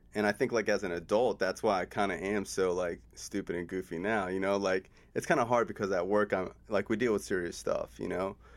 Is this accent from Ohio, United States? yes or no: no; South Florida, United States; also born or lived in Cooper City, Florida / Davie, Florida; I'm born and raised in South Florida